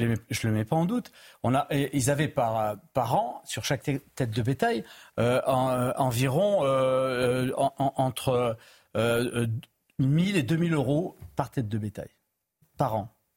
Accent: Pyrénées-Orientales, Occitania, France; je suis natif des Pyrénées-Orientales

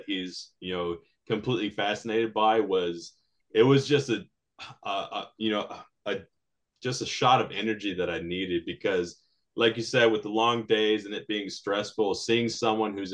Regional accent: United States; We're both American Latinos raised by very Latino parents

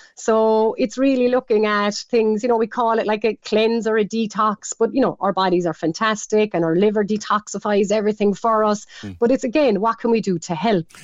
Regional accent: Ireland; we're Irish, we love our cabbage

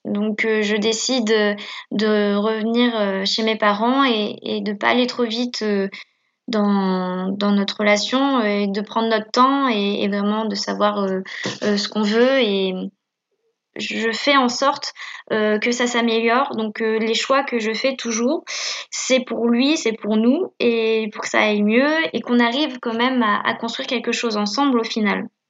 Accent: Caen, Normandy, France; je suis née à Caen, j'ai grandi à Caen

